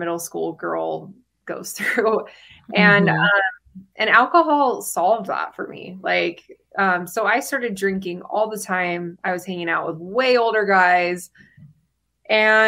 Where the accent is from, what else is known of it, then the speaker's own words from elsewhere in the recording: St. George, Utah, United States; I grew up in Southern Utah in St. George, and I grew up in the church.